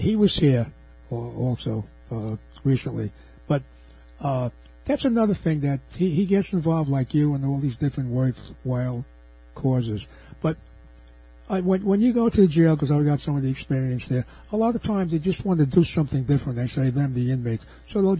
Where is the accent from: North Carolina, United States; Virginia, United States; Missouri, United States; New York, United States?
New York, United States; New York City; I was born in New York's Lower East Side in a tenement building, not in the projects